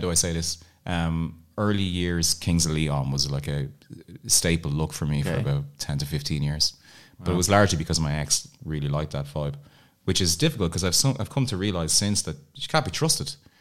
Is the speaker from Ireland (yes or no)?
yes; Navan, Leinster, Ireland; moved away; also born or lived in Dublin; I'm from Dublin, but I grew up in the countryside. I grew up in a place called Navan